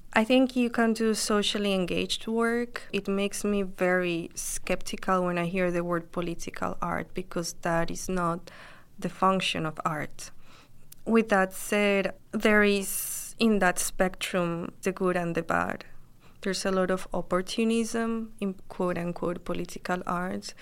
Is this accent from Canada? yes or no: no; Colombia; now in Brooklyn, United States; I am based in Brooklyn and I'm from Colombia originally.